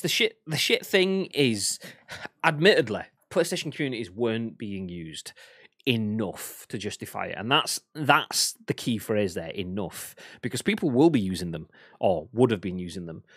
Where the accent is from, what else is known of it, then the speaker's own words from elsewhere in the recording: England, United Kingdom; I'm English